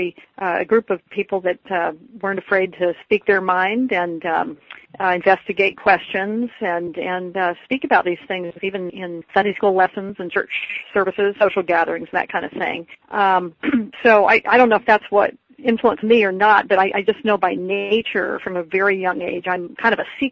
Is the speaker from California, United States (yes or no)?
yes; Berkeley, California, United States; I was born in Berkeley, California, into a Mormon family